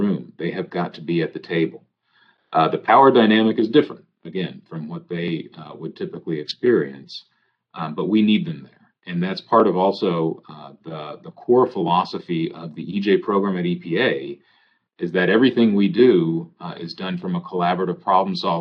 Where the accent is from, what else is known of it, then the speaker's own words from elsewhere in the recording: Houston, Texas, United States; I come from Houston. I advocated in Houston.